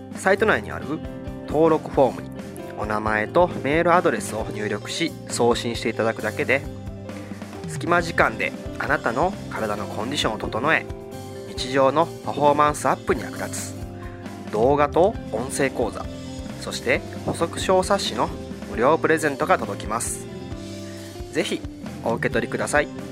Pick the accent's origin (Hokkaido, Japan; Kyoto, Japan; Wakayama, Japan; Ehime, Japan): Wakayama, Japan; 和歌山県の生まれなんですけど